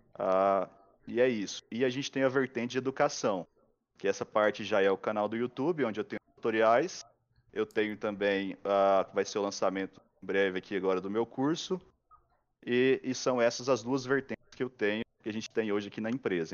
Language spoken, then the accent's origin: Portuguese; Goiás, Brazil; eu sou de Goiás, né? Então a cultura nossa lá é mais para a parte é, animais, vida com gado e plantação